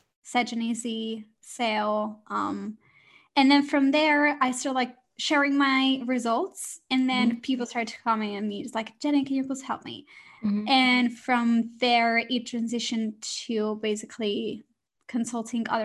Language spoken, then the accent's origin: English; Barcelona, Catalonia, Spain; moved away as an adult; now in London, United Kingdom; I moved to London. So I'm originally from Spain, from Barcelona, and it was my dream to move to London